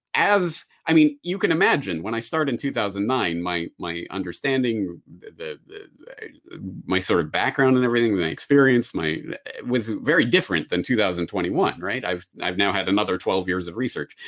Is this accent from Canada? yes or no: yes; Calgary, Alberta, Canada; moved away as an adult; also born or lived in Dublin / Japan; my hometown of Calgary